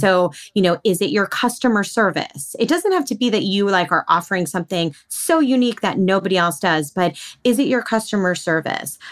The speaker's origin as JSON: {"language": "English", "region": "outside of New York City", "country": "United States", "tie": "born or raised there", "said": "I was born and raised outside of New York City."}